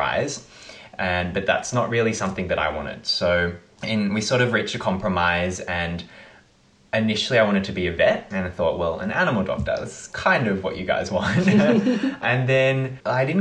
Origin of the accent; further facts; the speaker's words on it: Melbourne, Victoria, Australia; I was born in Melbourne and I grew up in Bowen North.